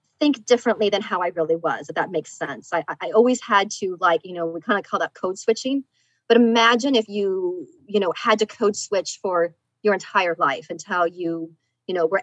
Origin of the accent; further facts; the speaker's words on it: Lincoln, Nebraska, United States; also born or lived in Korea; now in Delaware, United States; I was actually born in Korea. And then I grew up in Lincoln, Nebraska.